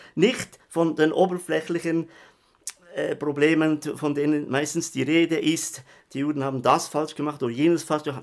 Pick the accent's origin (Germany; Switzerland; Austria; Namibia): Switzerland; ich bin ja Schweizer, das hört man ja, gell?